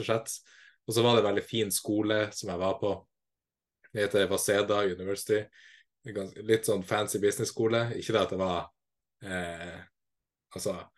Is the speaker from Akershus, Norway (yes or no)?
no; Kabelvåg, Nordland, Norway; now in Tromsø, Norway; Jeg er fra Lofoten, nærmere bestemt Kavlog, og nå bor jeg i Tromsø